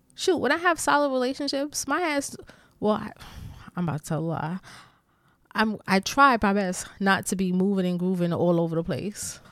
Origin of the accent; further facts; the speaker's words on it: New York City, New York, United States; I'm such a New Yorker, like, a city girl, New Yorker